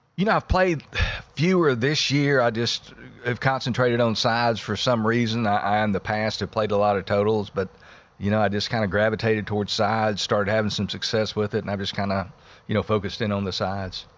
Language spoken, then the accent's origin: English; Texas, United States; my home state of Texas